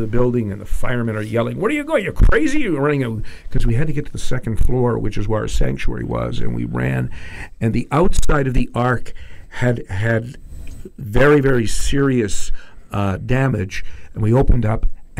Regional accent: Toronto, Ontario, Canada; moved away as an adult; now in Vancouver, Canada; I'm from Toronto

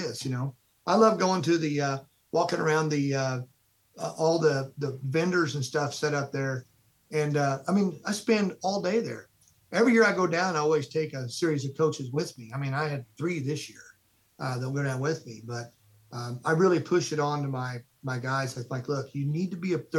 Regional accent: Midwest, United States; being a Midwesterner

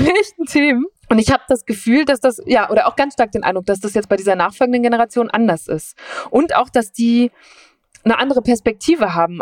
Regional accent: Münsterland, North Rhine-Westphalia, Germany; moved away; ich bin in Nordrhein-Westfalen aufgewachsen, so am Rand, an der Grenze zu Holland

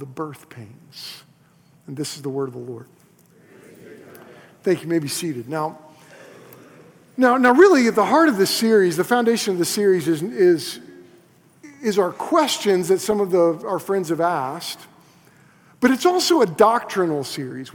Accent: Moore, Oklahoma, United States; moved away; I was in the heart of Moore, Oklahoma. That's where I grew up

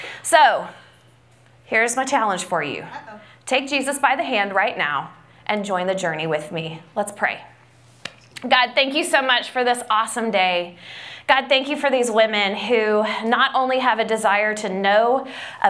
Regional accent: Grove, Oklahoma, United States; We grew up in Grove, Oklahoma together, in a tiny little town. So we went to the same elementary school where my mom was a teacher.

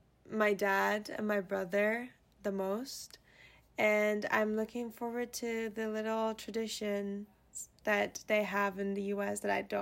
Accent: Istanbul, Turkey; moved away as an adult; now in Evanston, United States; Because I'm from Turkey, which is really far away

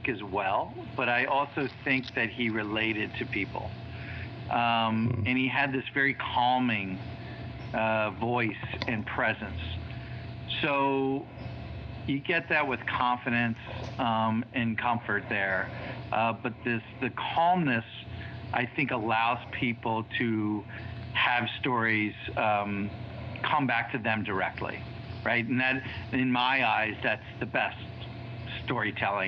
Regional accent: D.C. area, Maryland, United States; moved away as an adult; also born or lived in Washington, D.C. / North Jersey; now in Wilmington, Delaware, United States; I was born in Washington, D.C., split time in the Maryland, D.C. area, my childhood, going from North Jersey and then back to the D.C. area

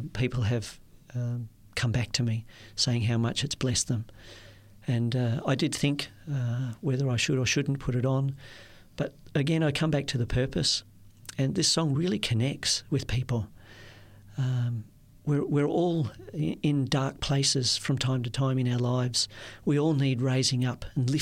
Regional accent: Perth, Western Australia, Australia; I said, oh, Perth, Western Australia

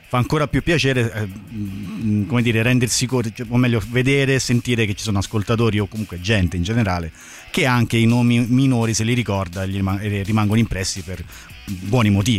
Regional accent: Abruzzo, Italy; da abruzzese

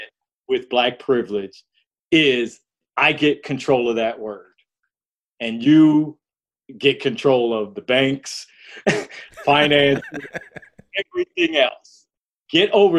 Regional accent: Detroit, Michigan, United States; I grew up in Detroit

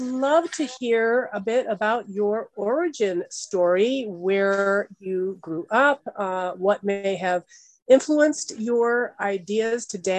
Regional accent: Massachusetts, United States; now in San Francisco, United States; I'm in San Francisco now and grew up in Massachusetts

